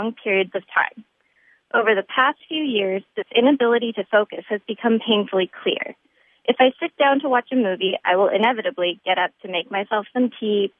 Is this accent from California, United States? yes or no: yes; California, United States; moved away as an adult; also born or lived in Poland; now in Boston, United States; I'm originally from California